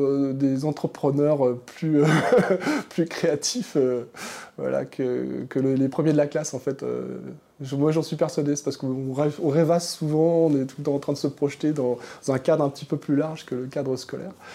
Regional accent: Manche, Normandy, France; moved away as an adult; also born or lived in Paris; je viens de la Manche, donc le département, un département extrêmement rural

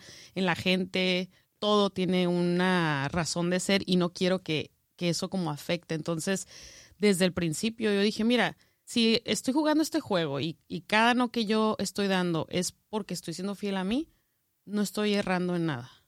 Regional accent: northern Mexico, Mexico; moved away as an adult; Como norteña

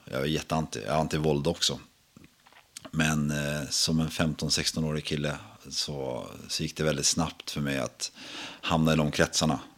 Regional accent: Sweden; jag brukar säga att jag är från Sverige. Jag säga. Det är allt mellan Uppsala och Skåne har jag uppväxt.

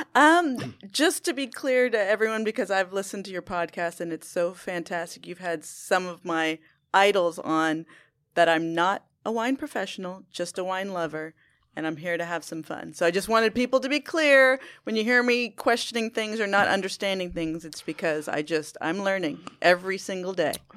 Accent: Houston, Texas, United States; also born or lived in Teaneck, New Jersey / Westport, Connecticut / Austin, Texas; my dad got transferred down to run the division down in Texas in Houston. And so grew up in Houston

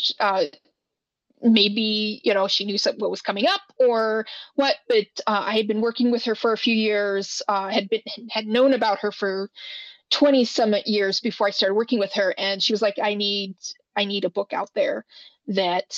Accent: Wyoming, United States; I grew up in Wyoming, and I'm glad to be back

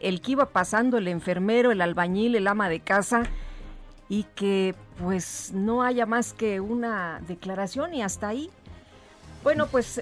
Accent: Mexico; en nuestro país, en mi país

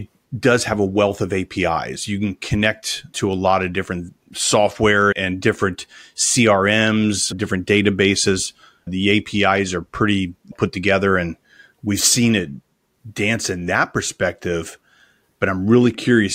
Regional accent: Los Angeles, California, United States; accent: Los Angeles; That's going to be a lot different than my true Los Angeles accent or my New York accent.

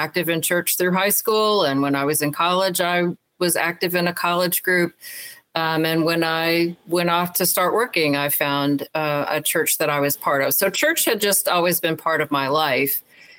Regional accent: Alabama, United States; I grew up mostly in Alabama, so there were not a lot of women pastors that I knew.

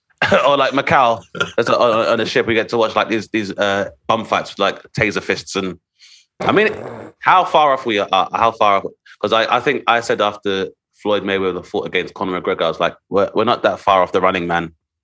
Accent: United Kingdom; being a British national as a black dude, being able to play basketball and having those opportunities

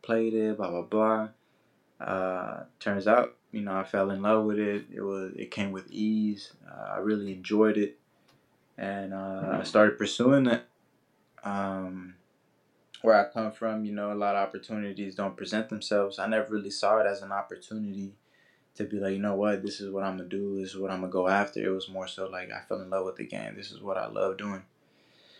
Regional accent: Oakland, California, United States; growing up in that environment, that community

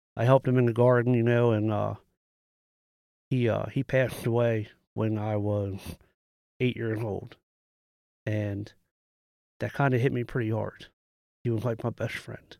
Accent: United States; I'm from Carroll County.

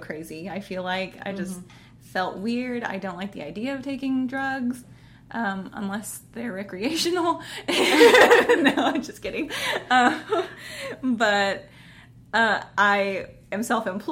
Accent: Kansas, United States; also born or lived in Arizona; I was from Arizona, grew up in Kansas, and everybody around here, for the most part, believes the same things

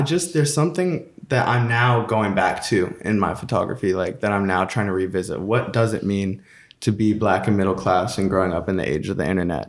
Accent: Atlanta, Georgia, United States; moved away; also born or lived in New York; I mean, I grew up in Atlanta, Georgia

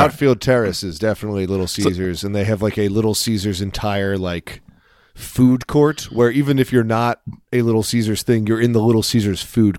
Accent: Elkton, Maryland, United States; born there; I was born in Union Hospital in Elkton, Maryland, which... some of our listeners are from our home area

